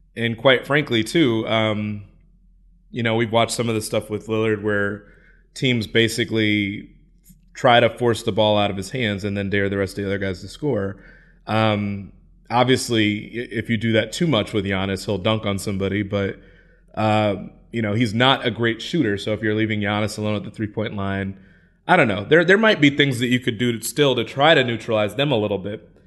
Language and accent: English; Midwest, United States; I'm from the Midwest